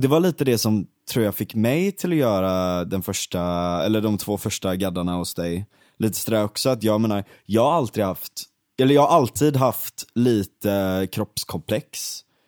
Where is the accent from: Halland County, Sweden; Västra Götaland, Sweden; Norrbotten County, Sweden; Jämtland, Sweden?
Västra Götaland, Sweden; Gothenburg; also born or lived in Stockholm; den branta backen där, där mm. växte jag upp